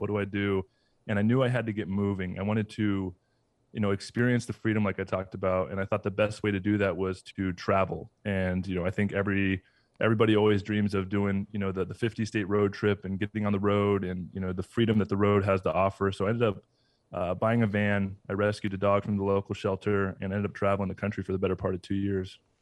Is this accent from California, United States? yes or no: yes; Southern California, United States; moved away as an adult; also born or lived in Atlanta / Tampa; I grew up in Southern California.